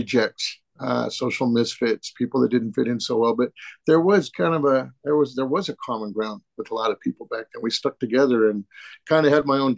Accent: Northern California, United States; I was born out in Southern California, out in the desert area, but family relocated up to Northern California.

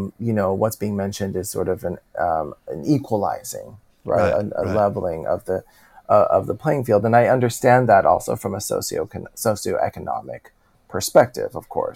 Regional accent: California, United States; And I'm from California. And so as much as the rest of the country experiences that, us in California, it is en vogue for sure to have a therapist or two that you have seen.

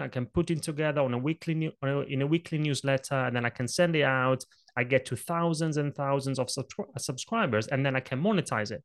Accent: Italy; English is a second language; moved away; when I was a little kid growing up in Italy, I grew up in a family of very small business owners

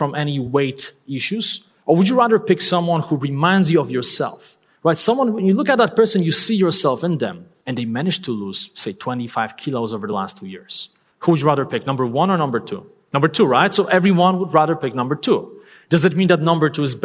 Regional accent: Poland; English is a second language; moved away; I'm not a native English speaker. I'm originally from Poland.

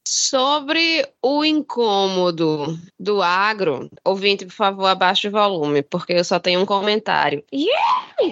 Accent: Brazil; a gente é brasileiro

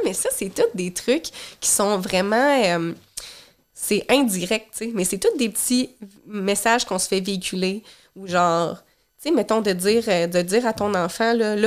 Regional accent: Rivière-du-Loup, Quebec, Canada; moved away; la ville d'où je viens, dans le coin de Rivière-du-Loup

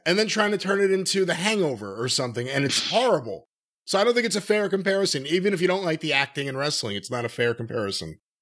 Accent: Northeast, United States; I'm from the Northeast. I speak a little differently.

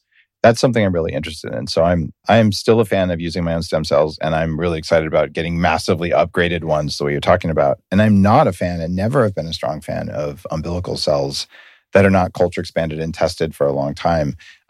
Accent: Canada; Yeah, no, I'm a Canadian, so yeah, of course I was forced to comply with all the regulations.

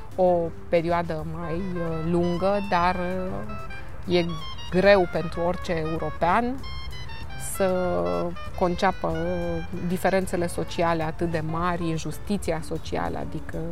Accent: Romania; sunt româncă

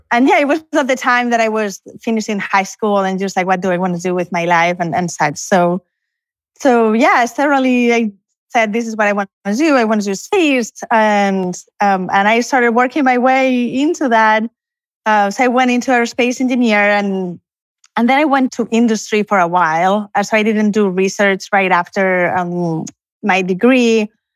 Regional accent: Canary Islands, Spain; moved away as an adult; also born or lived in Barcelona; now in College Station, United States; I'm originally from Spain, although I, I was born in Canary Islands, but I'm now in Barcelona

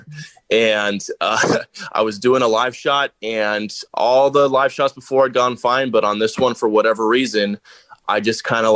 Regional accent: Aliso Viejo, California, United States; moved away as an adult; also born or lived in Tempe, Arizona / El Paso, Texas; I grew up in Southern California down in Orange County, a little city called Aliso Viejo, right next to Laguna Beach

